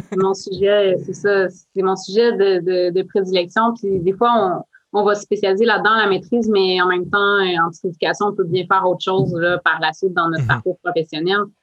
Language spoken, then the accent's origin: French; Outaouais, Quebec, Canada; moved away; ma région d'origine, en Outaouais